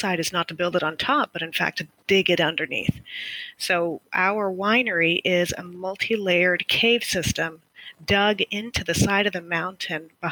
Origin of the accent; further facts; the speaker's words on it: Texas, United States; moved away as an adult; also born or lived in Argentina / Northern California; now in Napa Valley, United States; we spent most of my childhood and college years in Texas